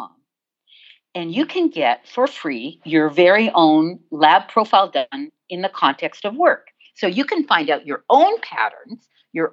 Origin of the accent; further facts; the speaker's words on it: Canada; I'm from Canada. We say